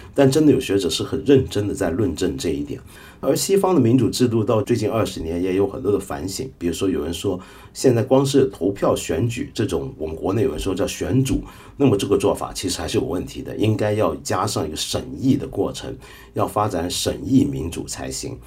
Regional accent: Taiwan; 我小时候在台湾念初中

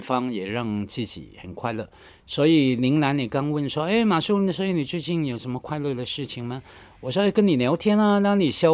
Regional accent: Hong Kong; accent: Hong Kong-accented Mandarin (港普); Chinese is a second language; 我们在香港从小受教育，在我那个年代，很好玩的，你应该也知道哈，我们学校教育考试都可以用粤语来读唐诗、背唐诗等等，所以很习惯用粤语来读规范的汉语

